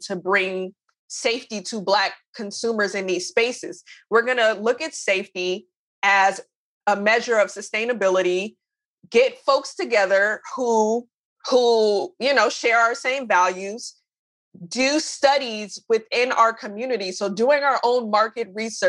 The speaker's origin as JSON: {"language": "English", "town": "Oakland", "region": "California", "country": "United States", "said": "I'm from Oakland"}